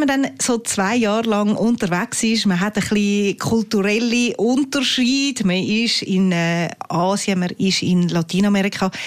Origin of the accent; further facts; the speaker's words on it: Switzerland; bei uns in der Schweiz